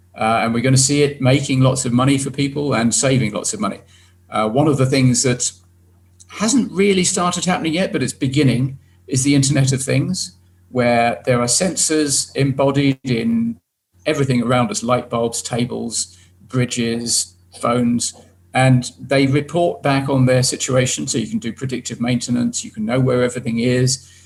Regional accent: United Kingdom; my home country

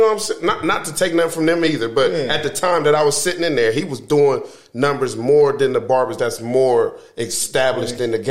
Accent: Columbus, Ohio, United States; also born or lived in Cleveland, Ohio; my parents is from Cleveland. I grew up on Courtright

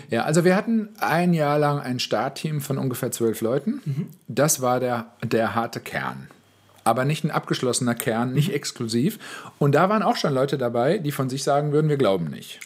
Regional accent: West Germany, Germany; moved away; als Wessi

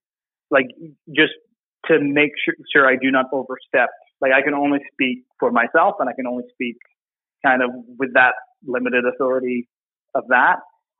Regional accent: Alberta, Canada; born there; Anglophone, born in Quebec to a, born in Alberta to a military family. You know, this is, I could identify as Canadian as a child.

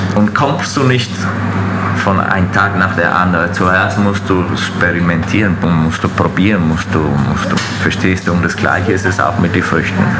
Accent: Veneto, Italy; German is a second language; also born or lived in Fürth, Germany; now in Schwabach, Germany; als ich, ich, ich, in die Schule angefangen habe, äh, war ich immer in Italien

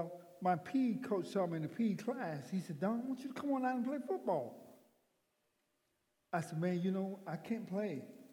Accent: McCullough, Alabama, United States; also born or lived in Atmore, Alabama; I was in Atmore, Alabama. No, a little town called McCullough, Alabama.

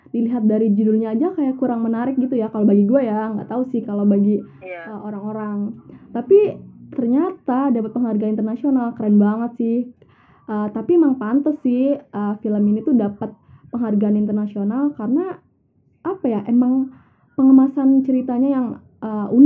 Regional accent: Banyumas, Central Java, Indonesia; tari lengger ini kan uh, emang asalnya dari Banyumas ya dimana itu uh, kampung gue sendiri

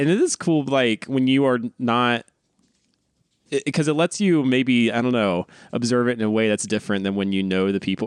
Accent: North Carolina, United States; now in Los Angeles, United States; growing up in North Carolina

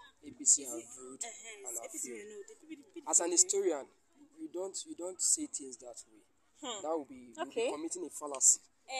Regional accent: Nigeria; I'm just a Nigerian.

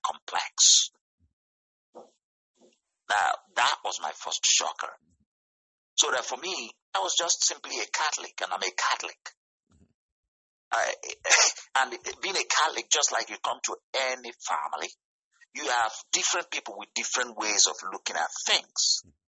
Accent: Nigeria; moved away as an adult; now in United States; where I come from, actually I come from West Africa, from Nigeria.

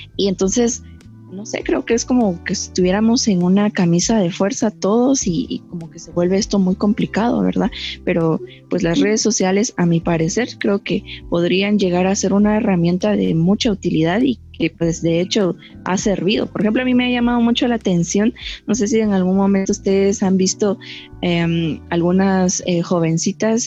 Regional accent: Guatemala; como guatemaltecos

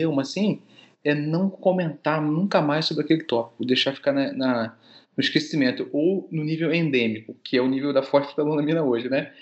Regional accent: Rio de Janeiro, Brazil; also born or lived in Paris / Belgium; Eu sou carioca, então eu formei no Rio de Janeiro

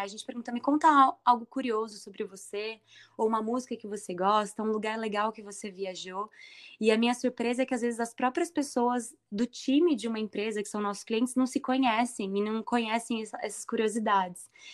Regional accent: Indaiatuba, São Paulo, Brazil; nasci em Dayatuba, tenho muito carinho pela cidade

